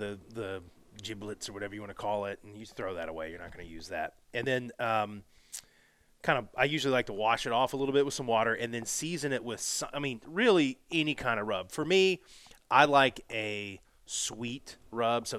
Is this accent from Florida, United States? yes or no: yes; Florida, United States; moved away; also born or lived in Alabama; I grew up in Florida